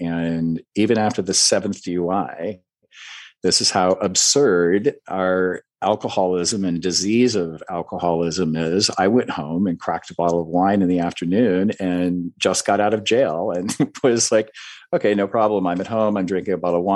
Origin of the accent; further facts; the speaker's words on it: Iowa, United States; I grew up in the Midwest in a very small farm town in Iowa